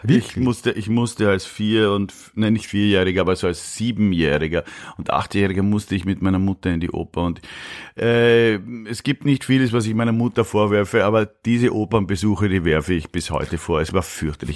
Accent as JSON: {"language": "German", "region": "Vienna", "country": "Austria", "tie": "born or raised there", "also_born_or_lived": "Munich, Germany", "accent": "Viennese", "moved": "as an adult", "lives_now": "Germany", "said": "ich komme ja aus Döbling, aus dem schönen Döbling, mhm. nicht? Aus Döbling komme ich, aber aus dem Gemeindebau"}